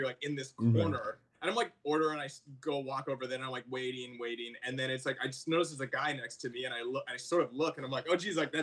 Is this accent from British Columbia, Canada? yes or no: yes; Vancouver, British Columbia, Canada; now in United States; So I'm from Vancouver, Canada, originally.